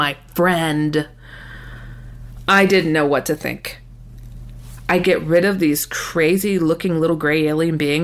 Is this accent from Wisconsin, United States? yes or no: yes; Wisconsin, United States; I relocated back to my home state of Wisconsin